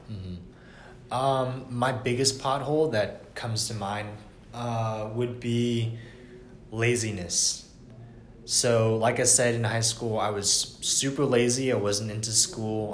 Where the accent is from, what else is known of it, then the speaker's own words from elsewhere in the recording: Atlanta, Georgia, United States; I was born and raised in Atlanta for 20 years